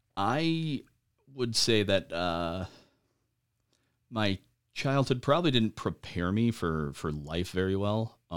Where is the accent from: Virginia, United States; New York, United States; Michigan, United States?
Michigan, United States; Traverse City; also born or lived in Lincoln Park / Upper Peninsula / Alpena; now in Lansing, United States; You could say that I'm from Traverse City, or you could say I'm from Michigan. I was born in Lincoln Park. I moved around, quite a bit when I was a kid. I've lived in the UP. I've lived in Alpena.